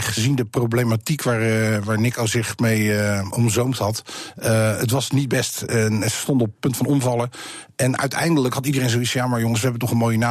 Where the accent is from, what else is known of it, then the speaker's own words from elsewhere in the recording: Netherlands; wij zijn Nederlanders